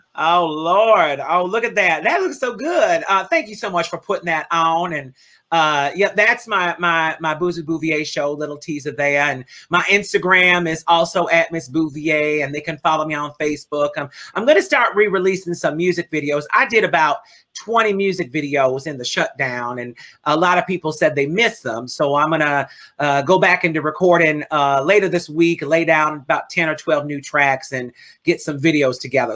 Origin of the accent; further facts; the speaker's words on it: New Orleans, Louisiana, United States; I come from New Orleans